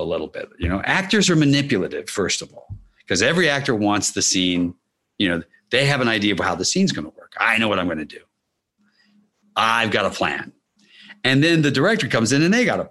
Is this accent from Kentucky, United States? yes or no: yes; Kentucky, United States; moved away; I grew up in Kentucky